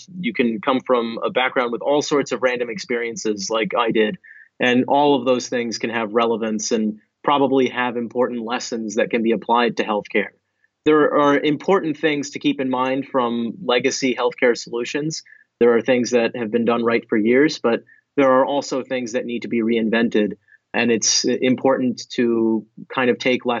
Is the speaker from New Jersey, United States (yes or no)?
yes; New Jersey, United States; I'm from New Jersey